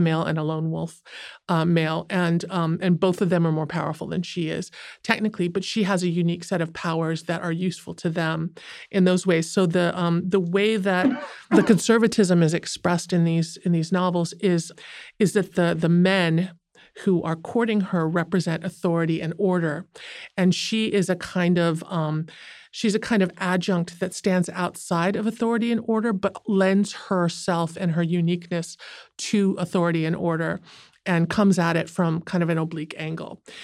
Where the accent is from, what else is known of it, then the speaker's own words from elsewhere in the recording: United States; I'm Asian American